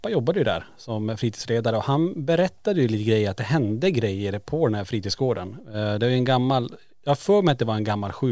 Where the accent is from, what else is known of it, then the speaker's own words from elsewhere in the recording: Kiruna, Norrbotten County, Sweden; det var ju en central punkt i Kiruna, en, en som låg på Lombolområdet där vi är uppvuxna.